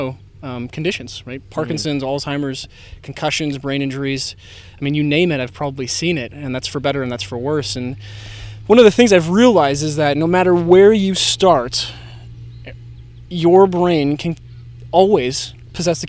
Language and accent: English; Midwest, United States; I'm born and raised in the Midwest